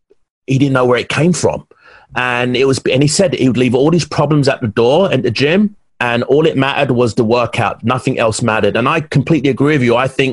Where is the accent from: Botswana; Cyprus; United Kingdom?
United Kingdom; England; you do know I'm from England, right? Us English guys are pretty, you know, we're very intense.